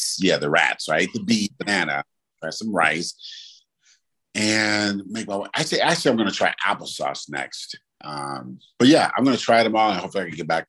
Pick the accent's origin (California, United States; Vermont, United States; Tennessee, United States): California, United States; when I say I'm from California